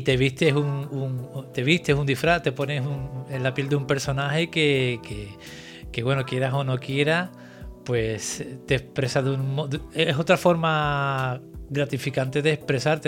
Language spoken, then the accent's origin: Spanish; Cádiz, Andalusia, Spain; now in Santa Cruz de Tenerife, Spain; yo soy andaluz, soy de Cádiz